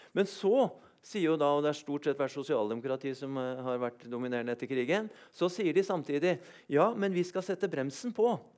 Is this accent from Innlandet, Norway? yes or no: yes; Lillehammer, Innlandet, Norway; jeg kommer fra Lillehammer da, under OL